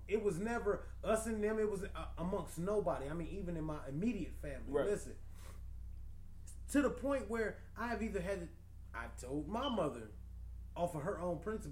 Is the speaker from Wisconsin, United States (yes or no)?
no; Detroit, Michigan, United States; I'm from Detroit